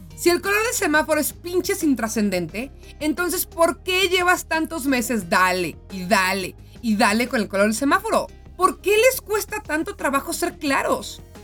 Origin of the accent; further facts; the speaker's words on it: Mexico; Como mexicanos